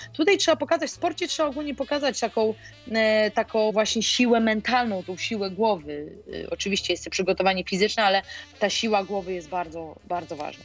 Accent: Olsztyn, Warmian-Masurian Voivodeship, Poland; ja pochodzę z Olsztyna

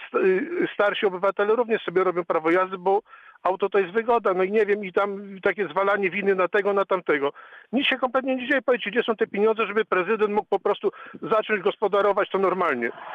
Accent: Siechnice, Lower Silesian Voivodeship, Poland; Ja się tutaj urodziłem i wychowałem. Pamiętam Siechnice sprzed 30, sprzed 40 lat.

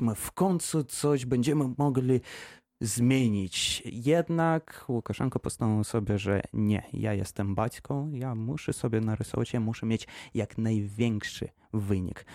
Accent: Gomel, Gomel Region, Belarus; moved away as an adult; now in Wrocław, Poland; Jestem Białorusinem z miasteczka Gomel. Już mieszkam we Wrocławiu dwa lata

